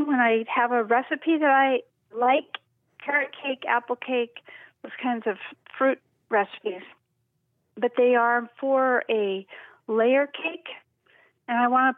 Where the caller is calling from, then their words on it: the Palouse, Washington, United States; Calling from out on the Palouse in northeastern Washington State.